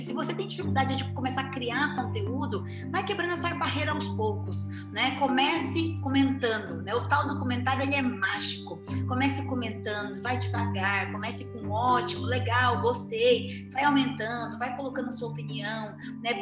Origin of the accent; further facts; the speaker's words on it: Brazil; accent: Brazilian Portuguese; o meu português do Brasil.